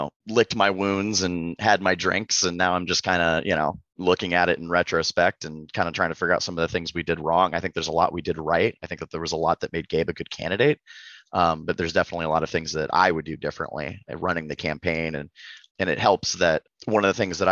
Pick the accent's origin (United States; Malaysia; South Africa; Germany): United States; Cedar Rapids, Iowa; moved away as an adult; now in Des Moines, United States; I'm not a Des Moines native. I'm from Cedar Rapids, but I've been living mm-hmm. here for the past couple months